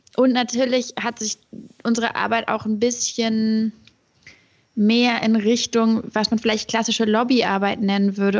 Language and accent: German; Hamburg, Germany; moved away as an adult; also born or lived in Göttingen; now in Berlin, Germany; bei mir in, in Hamburg, wo ich aufgewachsen